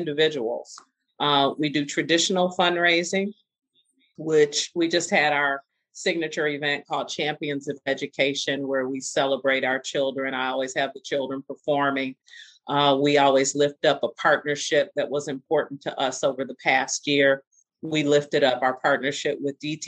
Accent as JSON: {"language": "English", "town": "Detroit", "region": "Michigan", "country": "United States", "tie": "born or raised there", "said": "I grew up on Burns and Warren. And I currently live on Jefferson."}